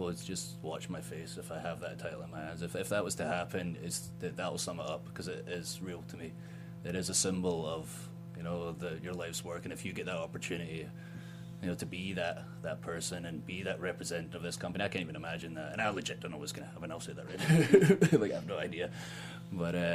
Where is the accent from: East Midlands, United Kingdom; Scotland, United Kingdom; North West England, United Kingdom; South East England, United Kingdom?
Scotland, United Kingdom; Ayrshire; moved away as an adult; now in Tampa, United States; I'm from Scotland. I'm from 30 minutes from Glasgow. I spent 21 years there, but I've spent a third of my life in America